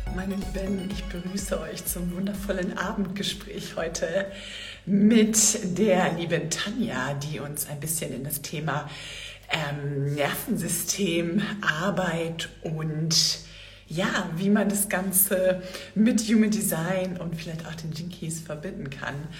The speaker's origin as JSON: {"language": "German", "region": "Northern Germany", "country": "Germany", "moved": "yes", "lives_now": "Andalusia, Spain", "said": "ich komme ja aus Norddeutschland"}